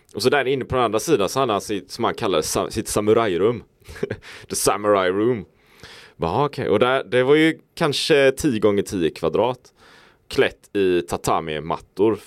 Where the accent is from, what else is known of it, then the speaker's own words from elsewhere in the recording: Sweden; vi då kanske jämförelsevis ofta lever hemma i Sverige